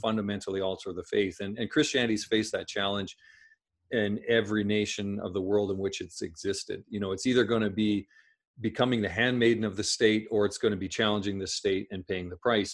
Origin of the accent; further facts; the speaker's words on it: Saskatchewan, Canada; I grew up in Saskatchewan, Saskatchewan in Canada